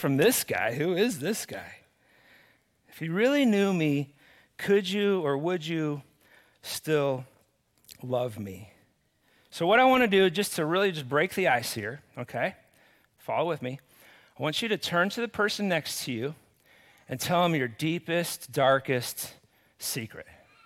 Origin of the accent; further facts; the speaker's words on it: Cottonwood, United States; I grew up here in Cottonwood